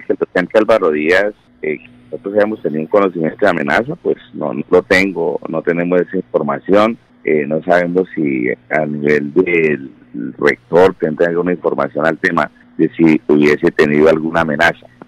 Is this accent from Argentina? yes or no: no; Colombia; como colombianos